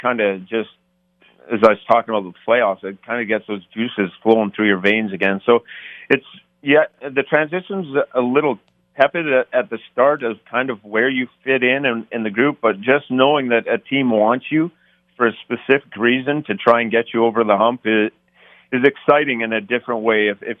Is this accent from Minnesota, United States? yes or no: yes; Minnesota, United States; So I grew up in Minnesota North Star.